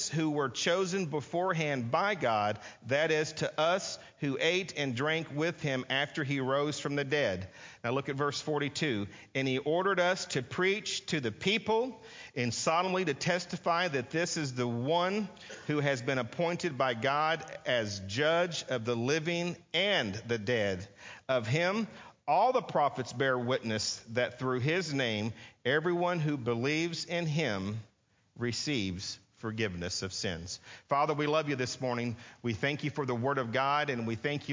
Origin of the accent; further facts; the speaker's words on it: Texas, United States; a lot of us Texans